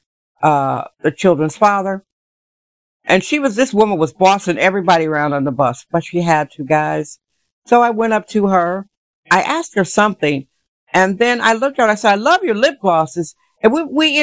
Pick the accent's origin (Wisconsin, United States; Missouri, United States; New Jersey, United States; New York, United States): Wisconsin, United States; Milwaukee; now in San Francisco, United States; I'm from Milwaukee, Wisconsin originally